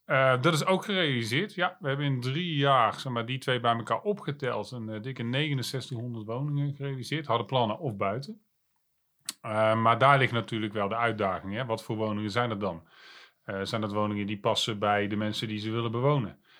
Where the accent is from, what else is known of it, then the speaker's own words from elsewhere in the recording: Breda, North Brabant, Netherlands; geboren en getogen in Breda